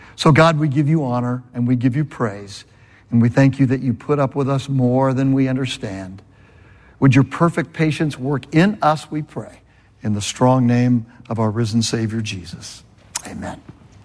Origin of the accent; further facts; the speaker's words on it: California, United States; moved away; I'm from California